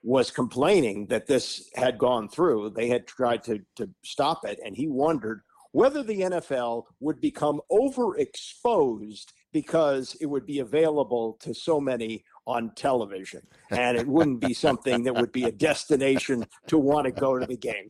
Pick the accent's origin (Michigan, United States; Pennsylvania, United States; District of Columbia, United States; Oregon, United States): District of Columbia, United States; Washington; growing up in Washington